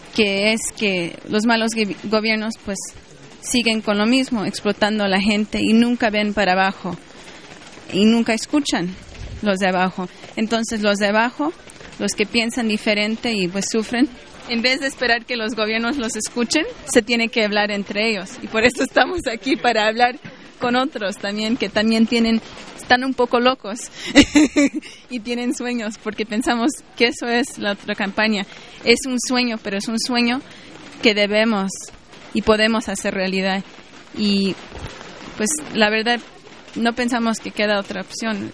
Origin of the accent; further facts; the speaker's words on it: Mexico; now in Vancouver, Canada; Yo vivo, radico en Vancouver, Canadá, pero también soy mexicana